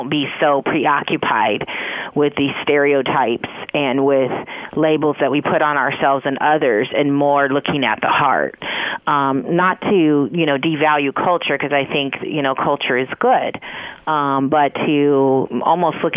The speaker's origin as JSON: {"language": "English", "town": "San Francisco", "region": "California", "country": "United States", "tie": "born or raised there", "also_born_or_lived": "East Coast, United States", "said": "my own experience having been raised in San Francisco as well. And interesting, you know, I came from the East Coast"}